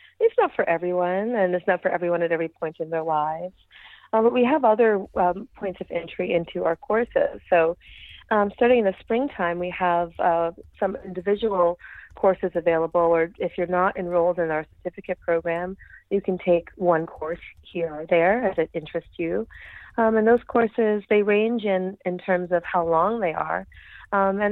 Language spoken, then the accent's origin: English; New York City, New York, United States; accent: New York City; also born or lived in Brooklyn, New York; I grew up on the Lower East Side of New York City